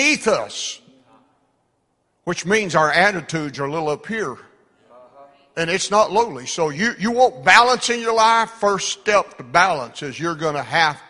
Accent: United States; we're American

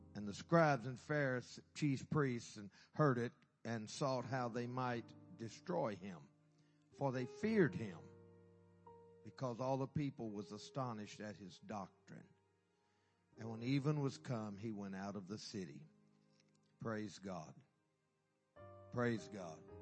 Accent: Carthage, Texas, United States; I'm from Texas, Carthage, Carthage, my hometown.

